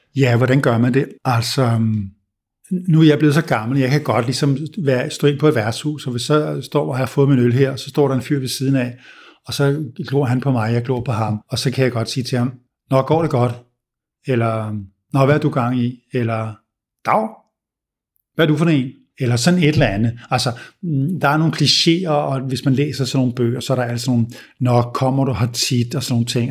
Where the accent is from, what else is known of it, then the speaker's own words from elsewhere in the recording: Denmark; also born or lived in United States; vi danskere hader small talk